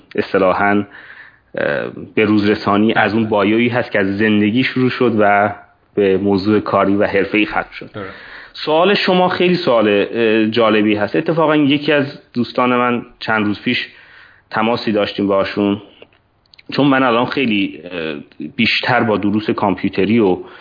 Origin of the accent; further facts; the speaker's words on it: Hadishahr, East Azerbaijan, Iran; moved away as an adult; also born or lived in Tabriz; now in United States; گرگر یه شهری هست نزدیک جلفا هست که الان عملا هادی شهر هم خطاب میشه